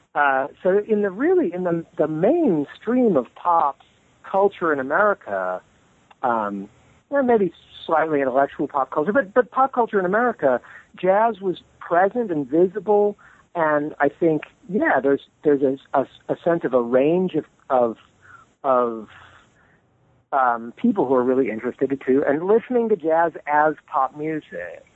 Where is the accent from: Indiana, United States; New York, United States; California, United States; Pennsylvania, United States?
California, United States; Modesto; I grew up in California, in um, in the Central Valley, so not far from the redwood country, but uh, not quite in it, uh, in the city of Modesto